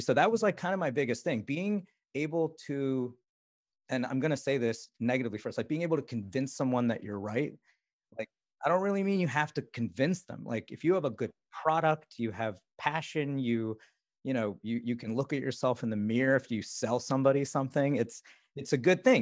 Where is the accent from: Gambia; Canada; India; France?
India; moved away; I was born in India